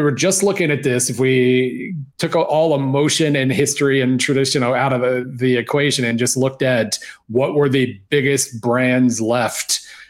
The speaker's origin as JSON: {"language": "English", "region": "Oklahoma", "country": "United States", "tie": "born or raised there", "said": "I grew up in Oklahoma."}